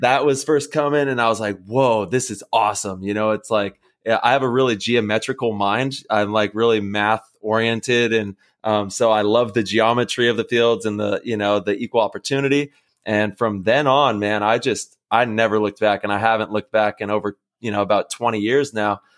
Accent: Modesto, California, United States; growing up in Modesto

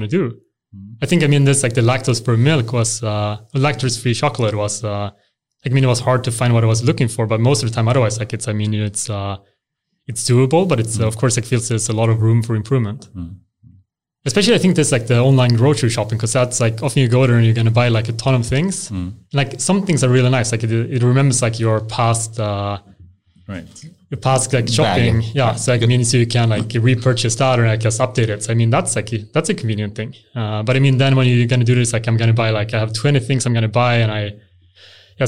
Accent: Helsingborg, Skåne, Sweden; now in Huddinge, Sweden; I grew up in Helsingborg

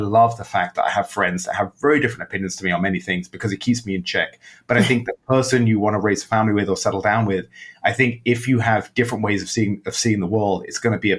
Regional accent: England, United Kingdom; born there; I was born in England.

